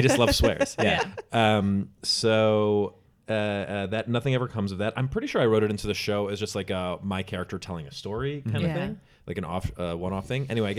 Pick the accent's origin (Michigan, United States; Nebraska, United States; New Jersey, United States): Michigan, United States; now in New York City, United States; I'm from Michigan.